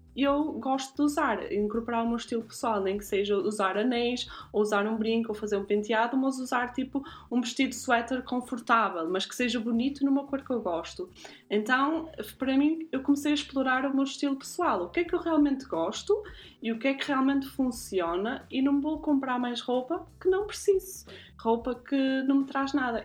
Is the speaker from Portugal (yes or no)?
yes; Guimarães, Norte, Portugal; now in Zurich, Switzerland; nasci em Guimarães e vivo atualmente em Zurique